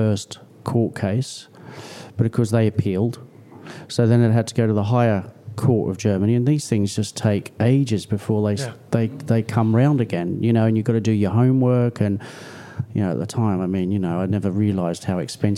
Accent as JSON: {"language": "English", "country": "Australia", "tie": "born or raised there", "moved": "yes", "lives_now": "United Kingdom", "said": "I was born here. I was raised in Australia. I've spent more time here in the UK. I've travelled the world"}